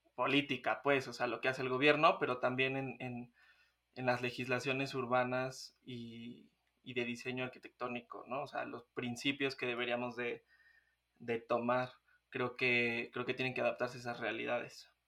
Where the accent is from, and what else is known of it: Mexico